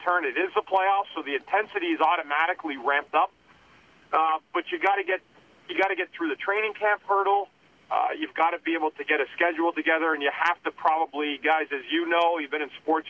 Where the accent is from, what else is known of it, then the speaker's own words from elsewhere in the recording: Ottawa, Ontario, Canada; I grew up on the Beaver Tails